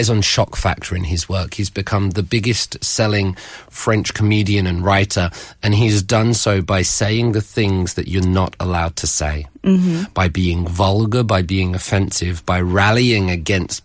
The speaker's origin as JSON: {"language": "English", "town": "Dover", "region": "South East England", "country": "United Kingdom", "tie": "born or raised there", "said": "from Dover in England, which is about 30 kilometers, 20 miles from France. So from where I grew up and where I live, we see France"}